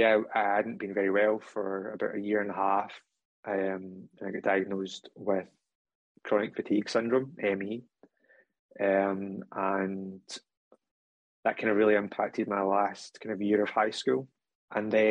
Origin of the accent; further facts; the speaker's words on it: Scotland, United Kingdom; accent: Scottish; in case you can't tell from the accent, I am from Scotland